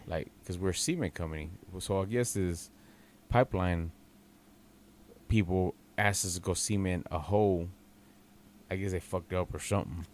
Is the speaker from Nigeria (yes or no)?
no; Texas, United States; I'm from Texas